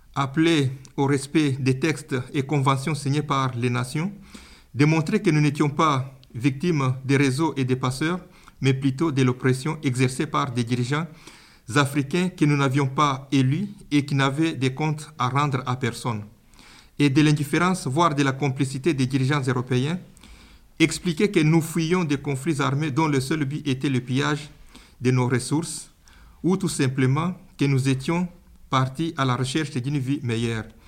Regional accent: DR Congo; moved away; je viens plus précisément de la République démocratique du Congo

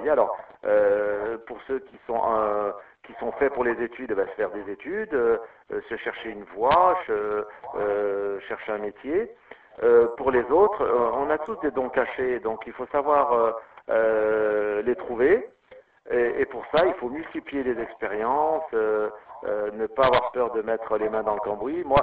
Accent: Lyon, Auvergne-Rhône-Alpes, France; born there; Euh, alors moi je suis né euh

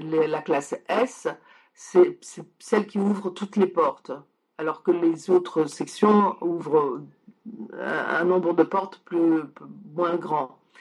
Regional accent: France; also born or lived in Poland; je suis née en Pologne et donc ça m'arrivait en France quand moi j'avais 6 ans

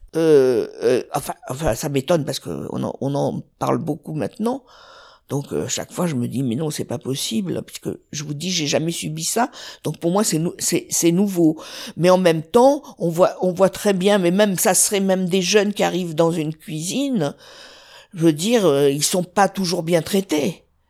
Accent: south of France, France; je suis originaire du sud

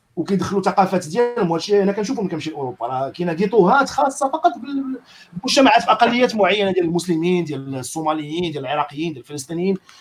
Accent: Casablanca, Casablanca-Settat, Morocco; في الدرب عندنا فين كبرت في السلطان

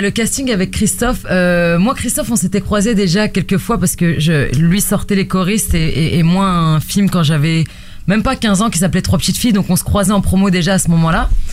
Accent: La Courneuve, Île-de-France, France; accent: accent de banlieue; je viens de la cité des 4000 à la Courneuve et du coup, on entend un petit peu mon, mon accent de banlieue

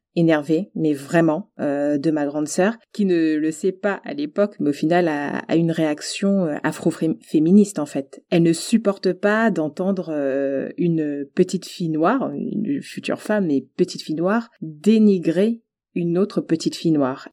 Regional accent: French Guiana; j'ai grandi en Guyane

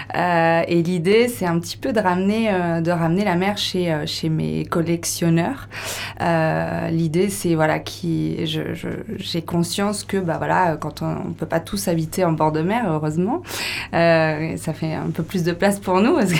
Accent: Brittany, France; moved away; also born or lived in Costa Rica; je suis bretonne, originaire du Morbihan, voilà, du Golfe

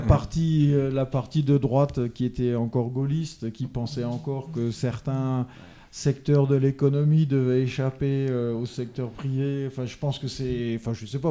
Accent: Lorraine, Grand Est, France; moved away; je suis lorrain d'origine

